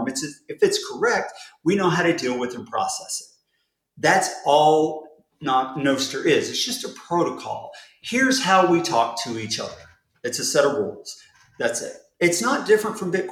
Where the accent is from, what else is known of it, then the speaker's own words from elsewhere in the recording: United States; I'm American.